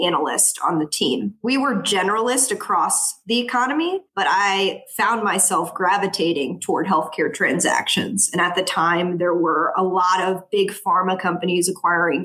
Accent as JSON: {"language": "English", "town": "New Orleans", "region": "Louisiana", "country": "United States", "tie": "born or raised there", "also_born_or_lived": "New York City / West Palm Beach, Florida", "moved": "as an adult", "lives_now": "South Florida, United States", "said": "growing up in New Orleans with a healthcare family and background"}